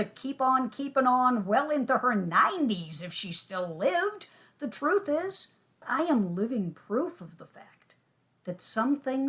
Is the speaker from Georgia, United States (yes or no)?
no; Boston, Massachusetts, United States; moved away as an adult; also born or lived in Cleveland / New York / Washington, D.C.; I was away from Boston for, oh my God, 10, 12 years doing broadcasting out of state